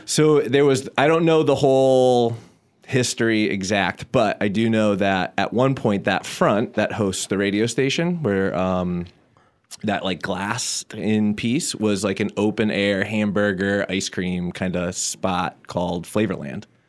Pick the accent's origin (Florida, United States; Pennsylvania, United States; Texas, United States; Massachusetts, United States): Massachusetts, United States; Southampton; I'm from Southampton, born and raised. Still live there now